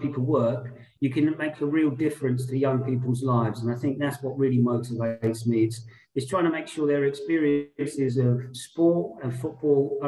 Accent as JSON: {"language": "English", "town": "Portsmouth", "region": "South East England", "country": "United Kingdom", "tie": "born or raised there", "also_born_or_lived": "London", "said": "I went back to my hometown as a sports development officer for the local authority, Portsmouth"}